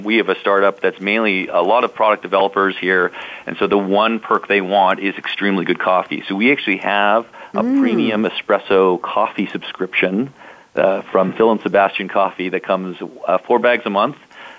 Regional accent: Canada; accent: Canadian; now in Toronto, Canada; I'm calling from Toronto, Canada, so soon you're going to hear my Canadian accent kick in, I'm sure, on the show.

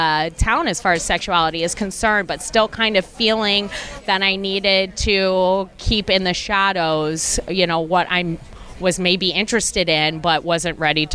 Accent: Key West, Florida, United States; growing up in Key West.

